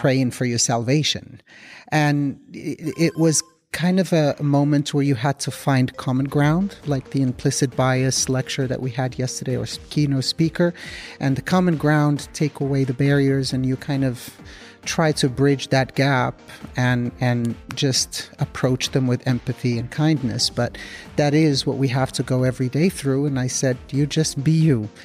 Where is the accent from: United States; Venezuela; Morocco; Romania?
Morocco; moved away; We're both from Morocco